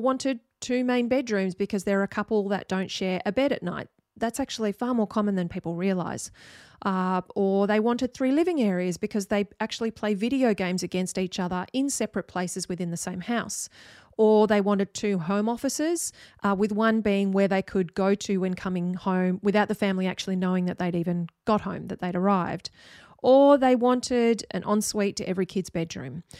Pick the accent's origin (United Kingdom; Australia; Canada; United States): Australia; Sydney, New South Wales; I grew up in Sydney